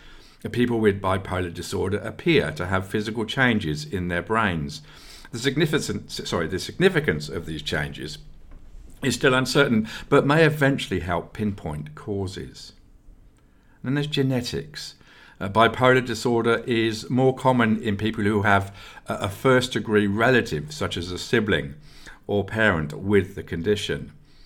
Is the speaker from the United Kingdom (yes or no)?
yes; England, United Kingdom; who I also had the privilege of watching live, this time when growing up in England.